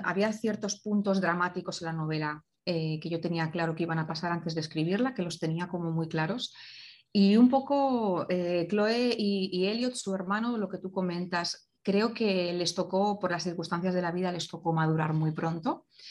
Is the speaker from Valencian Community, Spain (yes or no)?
yes; Valencia, Valencian Community, Spain; nací en Valencia